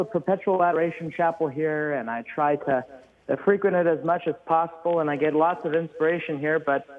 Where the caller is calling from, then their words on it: New Braunfels, Texas, United States; I am calling from South Central Texas, the hill country of Texas.